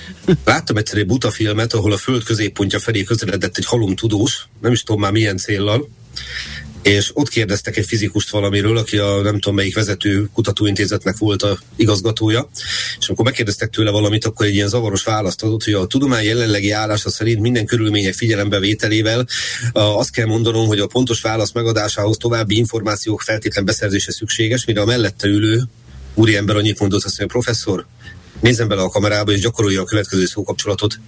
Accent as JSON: {"language": "Hungarian", "region": "Budapest", "country": "Hungary", "tie": "born or raised there", "also_born_or_lived": "Reni, Ukraine (birthplace)", "said": "ezerkilencszázhetvenkettő november húsz óta budapesti lakos vagyok, pontosabban budai"}